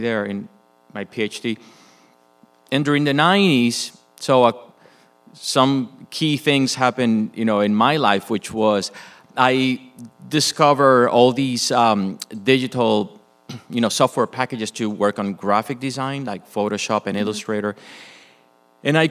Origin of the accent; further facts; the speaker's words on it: Puerto Rico; moved away as an adult; also born or lived in Michigan; Was born and raised in Puerto Rico.